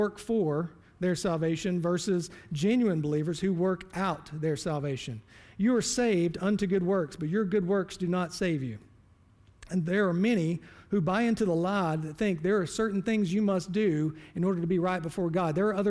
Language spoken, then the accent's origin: English; the Bible Belt, United States; I was born and raised in church. I'm from the Bible Belt.